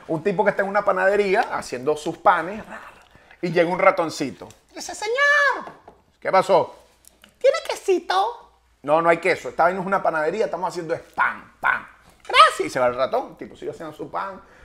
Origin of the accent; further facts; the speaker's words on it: Valencia, Carabobo, Venezuela; el valenciano, no joda, orgulloso ese de Valencia